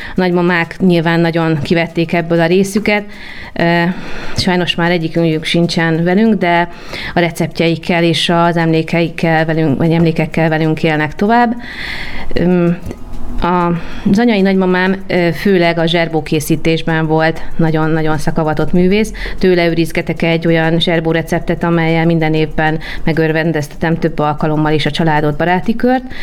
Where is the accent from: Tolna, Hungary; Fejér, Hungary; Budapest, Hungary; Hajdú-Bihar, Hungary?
Budapest, Hungary; egy belvárosi millióben nőttem föl, amely lehetővé tette, hogy a Vörös Marti téri, illetve az egyéb karácsonyi vásárok már ideje korán meghozzák a családunk számára a karácsonyi hangulatot